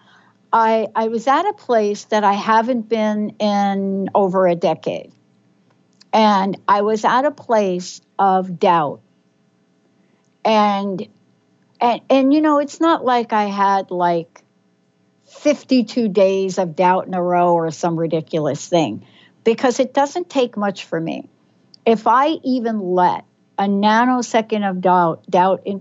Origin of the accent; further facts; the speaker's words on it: New York City, New York, United States; from the Bronx